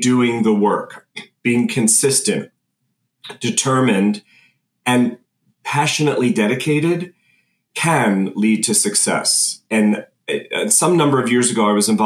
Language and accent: English; Philadelphia, Pennsylvania, United States; I'm from the Philadelphia area